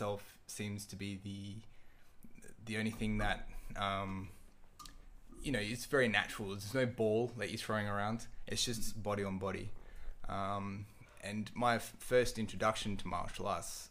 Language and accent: English; Perth, Western Australia, Australia; from Perth